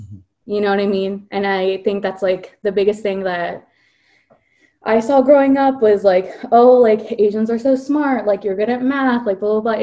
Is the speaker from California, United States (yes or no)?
yes; California, United States; also born or lived in Virginia; I grew up in Virginia at first, and then when I was like nine, I moved to California